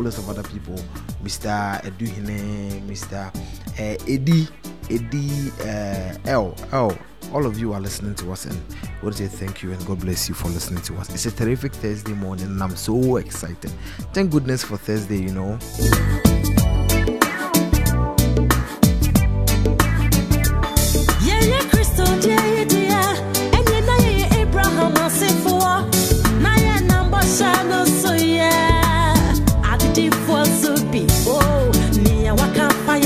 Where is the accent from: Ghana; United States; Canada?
Ghana; we are all proud to be Ghanaians